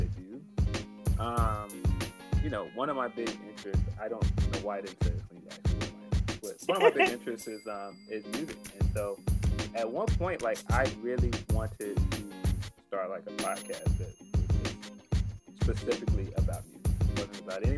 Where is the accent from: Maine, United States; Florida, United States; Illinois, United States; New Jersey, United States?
Illinois, United States; Chicago; I'm from Chicago